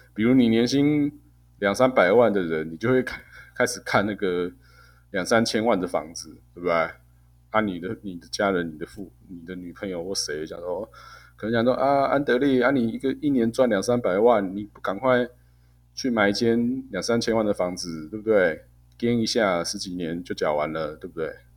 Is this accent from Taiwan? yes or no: yes; Taiwan; 我们台湾人可能大部分人毕业的那一瞬间